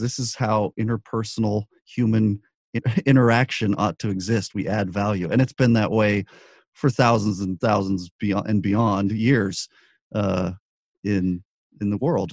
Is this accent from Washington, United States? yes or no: no; Albuquerque, New Mexico, United States; moved away; also born or lived in Los Angeles; I grew up in Albuquerque